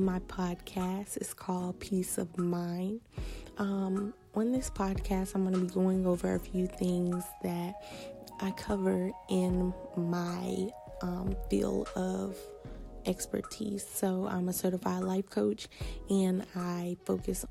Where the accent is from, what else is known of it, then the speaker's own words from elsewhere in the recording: Savannah, Georgia, United States; now in Maryland, United States; I am from Savannah, Georgia, but I reside in the DMV, Maryland to be exact.